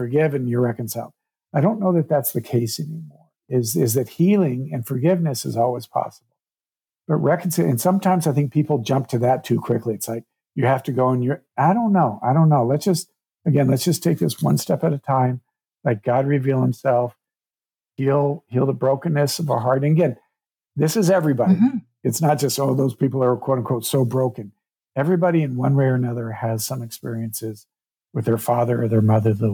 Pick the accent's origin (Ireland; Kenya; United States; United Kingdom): United States; Durango, Colorado; that was the first time I'd been back to Durango, my hometown, which a lot of this was filmed around since my dad and my brother both passed.